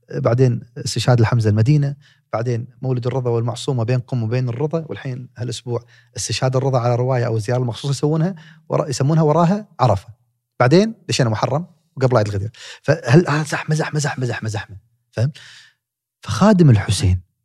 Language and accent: Arabic; Kuwait; تخصص في جامعه جاست عندنا بالكويت